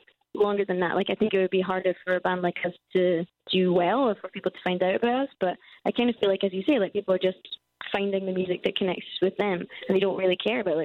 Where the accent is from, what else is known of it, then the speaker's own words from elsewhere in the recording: Scotland, United Kingdom; we're Scottish, so we're used to terrible weather.